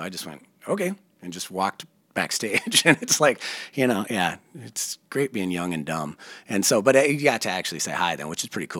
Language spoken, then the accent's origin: English; Minneapolis, Minnesota, United States; I grew up in Uptown, like literally like two blocks off Lake and Hennepin.